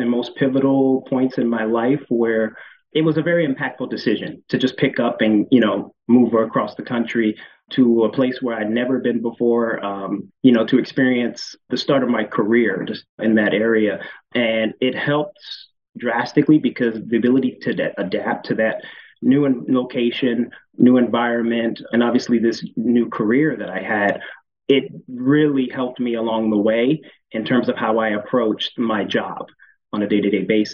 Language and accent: English; Baltimore, Maryland, United States; moved away as an adult; also born or lived in Illinois; I'm originally from Baltimore, Maryland